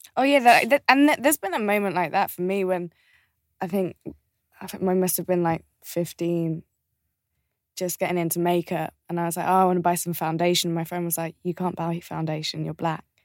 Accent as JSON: {"language": "English", "area": "just outside of Birmingham", "region": "West Midlands", "country": "United Kingdom", "tie": "born or raised there", "said": "we grew up just outside of Birmingham"}